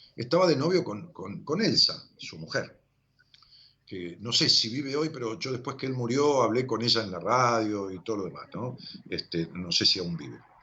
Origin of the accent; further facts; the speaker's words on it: Ramos Mejía, Buenos Aires Province, Argentina; Yo vivo en Ramos Mejía desde que era pueblo, y siempre fue mi pueblo